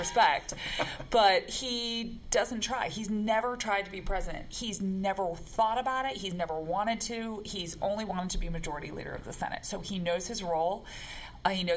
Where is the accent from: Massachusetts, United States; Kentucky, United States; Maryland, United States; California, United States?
Massachusetts, United States; Lexington; I'm from the other Lexington, the original Lexington, I went to Massachusetts